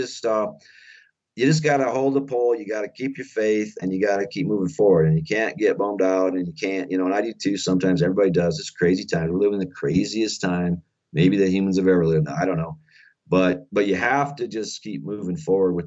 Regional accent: Faulkton, South Dakota, United States; my little town of Falkton, South Dakota, because this is my home state also, I grew up here

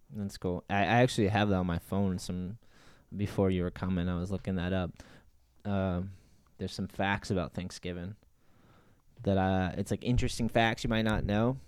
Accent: New Bedford, Massachusetts, United States; I grew up with Jeff in New Bedford

